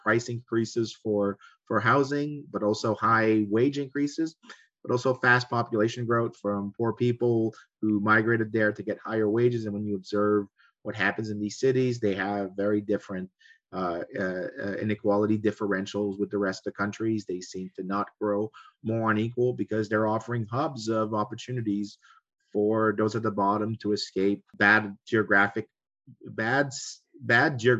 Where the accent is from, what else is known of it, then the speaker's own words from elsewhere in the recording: Quebec, Canada; I come from Quebec.